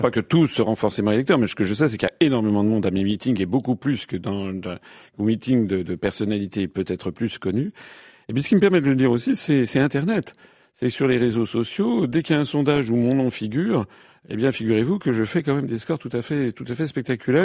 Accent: France; Je suis français, je suis père de famille, j'ai un appartement à Paris.

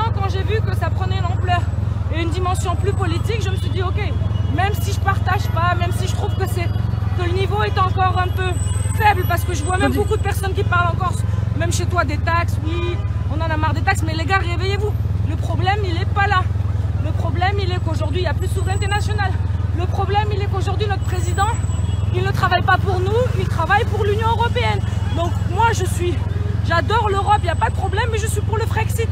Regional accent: France; nous en tant que Français

